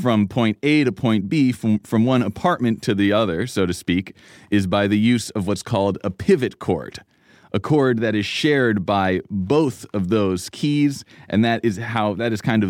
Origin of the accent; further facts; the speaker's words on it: New York City, New York, United States; as a kid growing up in Manhattan, I never left my apartment building.